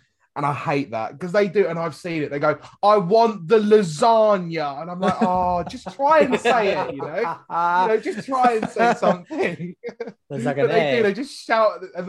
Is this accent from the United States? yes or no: no; United Kingdom; being British